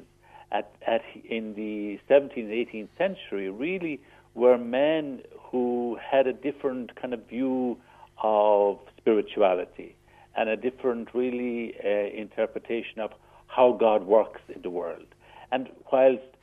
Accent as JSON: {"language": "English", "town": "Foynes", "region": "Munster", "country": "Ireland", "tie": "born or raised there", "also_born_or_lived": "Monamolin", "said": "Spent most of my life up to 18 years of age in the Shanagolden Parish"}